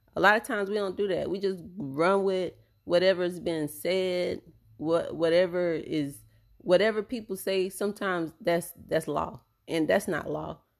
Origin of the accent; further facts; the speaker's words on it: Tampa, Florida, United States; my hometown in tampa